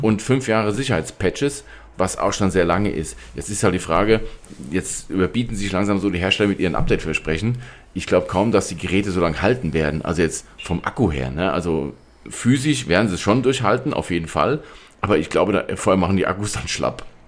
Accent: Germany; Bei uns in Deutschland

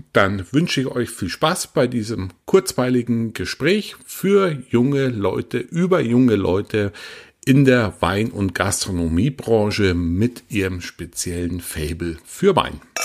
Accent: Southern Germany, Germany; ich bin jetzt aus dem Süden von Deutschland, wie ihr ja wisst und auch hört

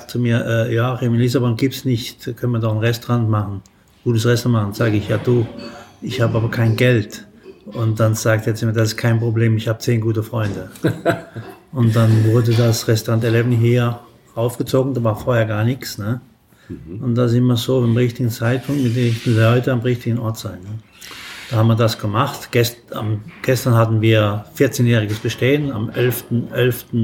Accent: Saarland, Germany; Saarländer und halb äh, Pfälzer

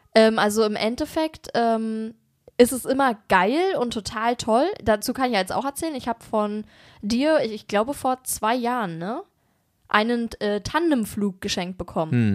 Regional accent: Germany; wir kommen ja aus Berlin und Umgebung

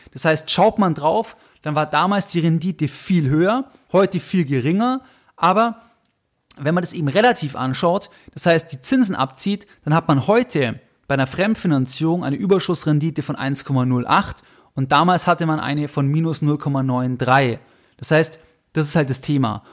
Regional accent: Augsburg, Bavaria, Germany; ich bin in Augsburg geboren

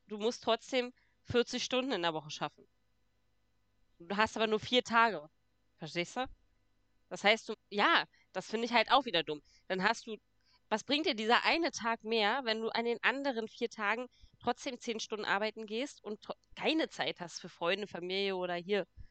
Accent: Brandenburg, Germany; Bei uns in Brandenburg

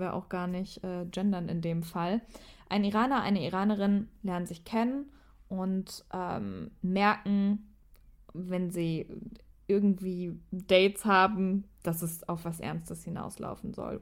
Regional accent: Germany; bei uns in Deutschland

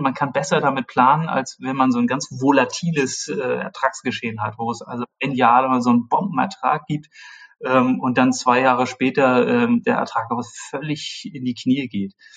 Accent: Germany; ich bin in der Nähe Hamburgs aufgewachsen

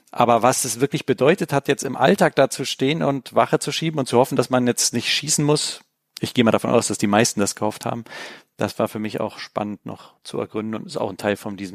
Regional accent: Berlin, Germany; weil ich habe zwar als Kind in Berlin natürlich die Mauer gesehen

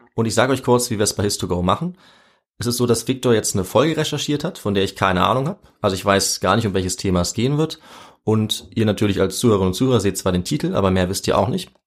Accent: Göttingen, Lower Saxony, Germany; da wo ich herkomme. Ja. Göttingen

